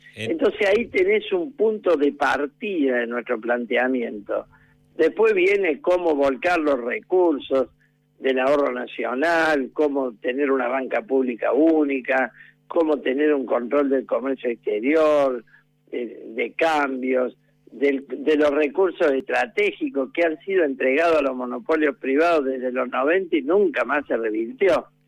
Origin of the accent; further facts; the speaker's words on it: Córdoba, Argentina; era de Universitario de Córdoba, un club más pequeño de mi barrio